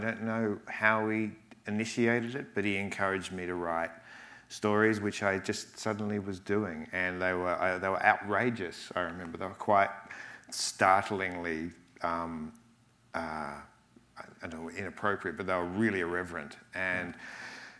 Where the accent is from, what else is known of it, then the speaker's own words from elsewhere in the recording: Australia; I'm Australian, obviously. I lived in regional areas that were very dry